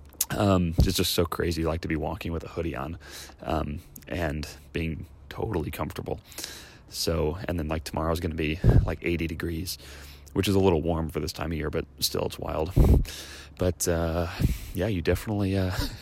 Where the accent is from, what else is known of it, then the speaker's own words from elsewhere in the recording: Chicago, Illinois, United States; now in Southern California, United States; I grew up in Chicago